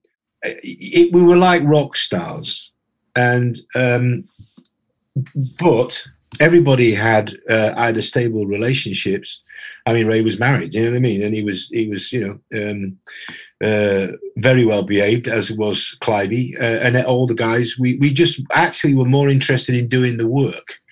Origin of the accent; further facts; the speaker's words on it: Yorkshire and the Humber, United Kingdom; I grew up in Yorkshire, just down the road from Sherwood Forest or Clumber Park